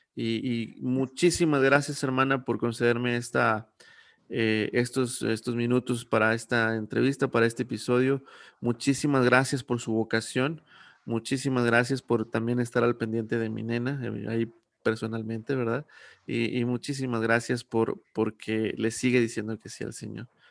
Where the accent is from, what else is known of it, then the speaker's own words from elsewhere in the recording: Saltillo, Coahuila, Mexico; now in San Luis Potosí, Mexico; yo vengo de Saltillo